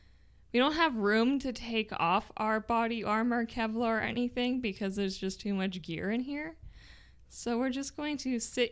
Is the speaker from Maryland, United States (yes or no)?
no; Nebraska, United States; also born or lived in Texas / Iowa; I grew up between, I was born in Texas, and then we moved to Iowa, and then we moved to Nebraska.